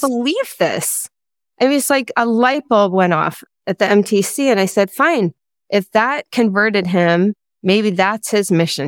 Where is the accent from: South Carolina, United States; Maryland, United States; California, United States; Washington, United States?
Maryland, United States; Potomac; moved away as an adult; also born or lived in Utah; I grew up in Potomac, Maryland